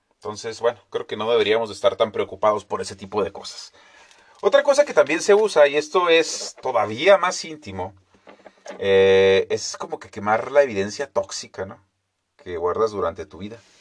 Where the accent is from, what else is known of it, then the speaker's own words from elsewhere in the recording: Mexico; Nosotros también deberíamos de llamarnos entonces los estadounidenses mexicanos